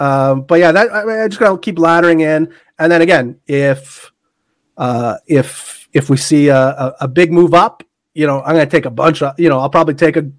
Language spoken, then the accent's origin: English; Canada; Forget I'm Canadian.